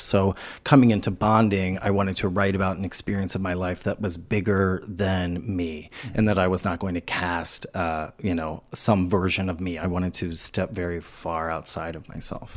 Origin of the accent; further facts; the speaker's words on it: New Orleans, Louisiana, United States; moved away; I grew up in New Orleans